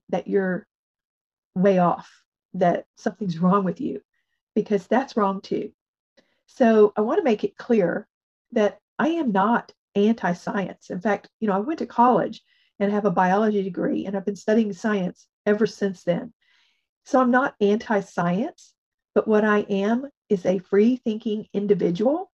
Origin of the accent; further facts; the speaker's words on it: United States; as an American